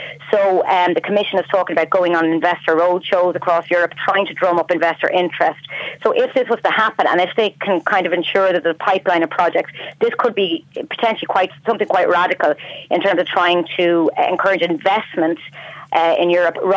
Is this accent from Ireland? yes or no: yes; Ireland; now in Brussels, Belgium